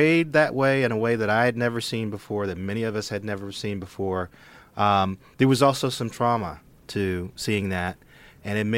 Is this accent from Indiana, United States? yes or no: yes; Gary, Indiana, United States; Growing up in Gary, Indiana